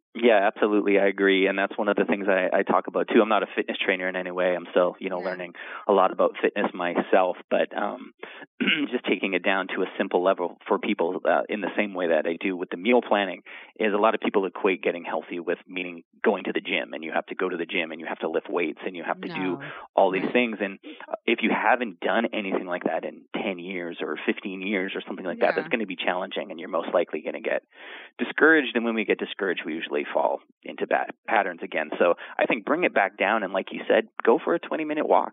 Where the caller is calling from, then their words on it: Canada; I'm calling from Canada